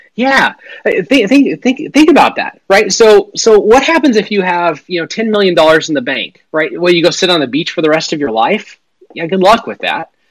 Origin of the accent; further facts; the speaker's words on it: Western Montana, United States; I grew up in Western Montana